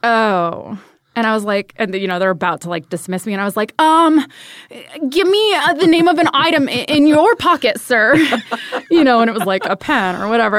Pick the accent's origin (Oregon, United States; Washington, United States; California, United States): California, United States; Ventura; moved away as an adult; Born in Ventura, California